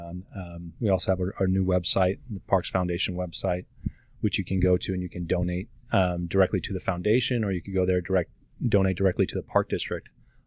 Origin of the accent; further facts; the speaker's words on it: Naperville, Illinois, United States; I grew up in Naperville